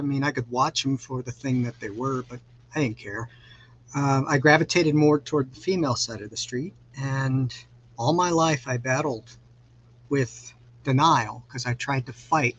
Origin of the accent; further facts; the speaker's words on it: Los Angeles, California, United States; now in Kansas City, United States; Well, I currently live in Kansas City. I am originally from Los Angeles. I am a California native.